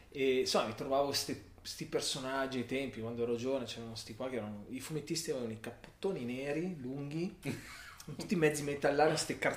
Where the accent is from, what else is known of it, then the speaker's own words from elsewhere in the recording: Milan, Lombardy, Italy; a Milano. Cultura non particolarmente milanese, avendo genitori del sud, quindi mi sento...